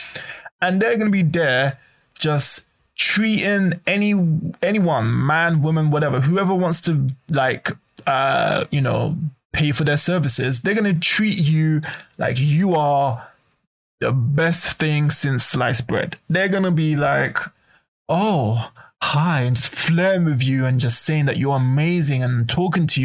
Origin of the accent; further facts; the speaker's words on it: United Kingdom; now in Japan; I come from Britain